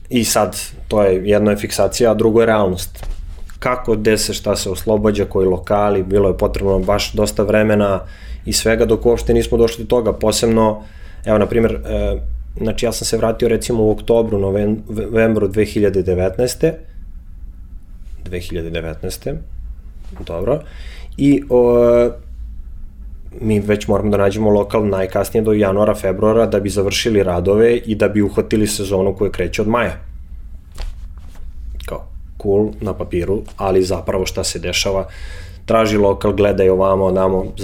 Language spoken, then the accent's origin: Croatian; Belgrade, Serbia; moved away as an adult; also born or lived in Milan, Italy; ja iz Beograda zapravo nisam otišao zato što mi je bilo loše.